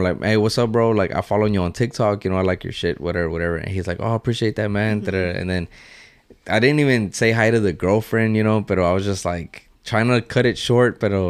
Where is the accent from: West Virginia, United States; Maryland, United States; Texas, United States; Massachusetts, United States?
Texas, United States; Houston; I'm from Houston.